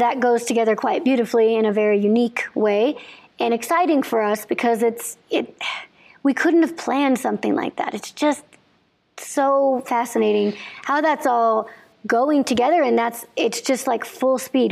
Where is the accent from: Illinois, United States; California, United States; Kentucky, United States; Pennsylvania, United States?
Illinois, United States; I grew up in Illinois